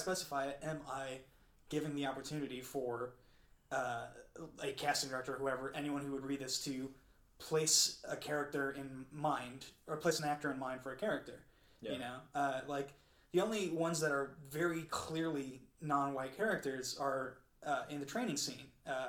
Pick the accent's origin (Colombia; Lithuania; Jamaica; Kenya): Colombia; I'm from Colombia and I'm the whitest person to ever live.